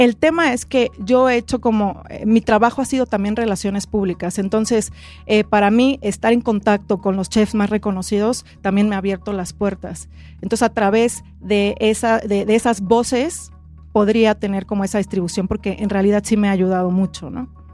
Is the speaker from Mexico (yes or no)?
yes; Oaxaca, Mexico; yo soy de Oaxaca y la verdad es que soy orgullosamente oaxaqueña